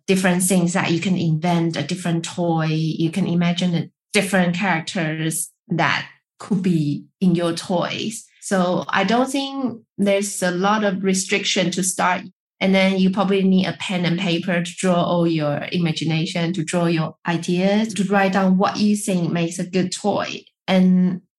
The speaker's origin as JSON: {"language": "English", "country": "Taiwan", "tie": "born or raised there", "said": "I'm from Taiwan. And when I grow up, we eat rice every day"}